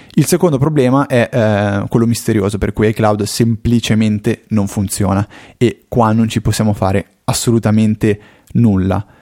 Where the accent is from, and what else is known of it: Como, Lombardy, Italy